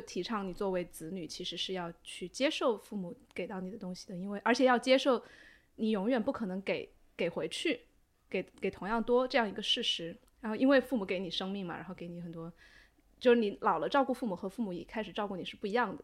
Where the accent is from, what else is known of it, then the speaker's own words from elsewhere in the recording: China; 我们中国人很喜欢，互相打麻烦嘛